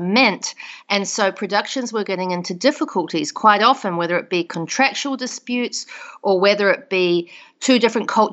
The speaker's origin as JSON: {"language": "English", "region": "South Island", "country": "New Zealand", "tie": "born or raised there", "moved": "as an adult", "lives_now": "United States", "said": "I grew up in New Zealand, in the South Island of New Zealand."}